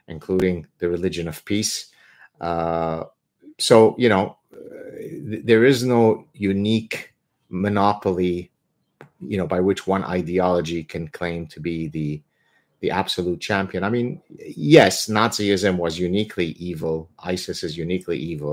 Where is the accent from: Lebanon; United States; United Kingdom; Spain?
Lebanon; I am from Lebanon.